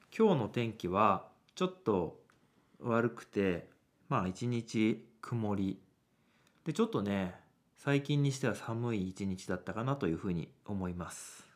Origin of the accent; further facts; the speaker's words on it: Nagano, Japan; 僕は長野県で生まれ育ったので